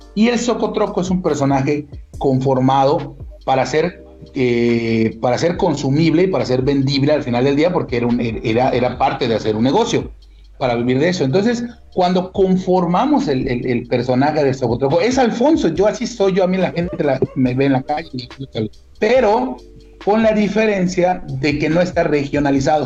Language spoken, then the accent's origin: Spanish; Mérida, Yucatán, Mexico; una persona como yo que de verdad es orgullosamente yucateco, orgullosamente meridano